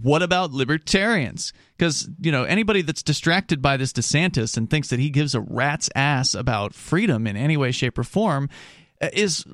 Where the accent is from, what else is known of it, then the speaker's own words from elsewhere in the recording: Sarasota, Florida, United States; now in New Hampshire, United States; where I grew up in Sarasota, Florida